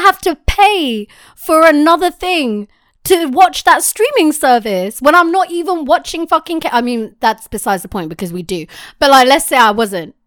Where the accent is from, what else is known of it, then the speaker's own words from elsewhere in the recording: United Kingdom; I am British